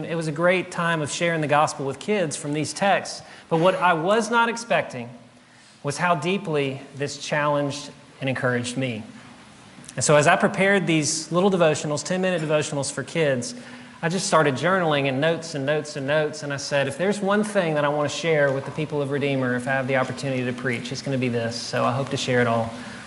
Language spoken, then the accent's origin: English; South Louisiana, United States; moved away as an adult; now in Jackson, United States; I grew up in South Louisiana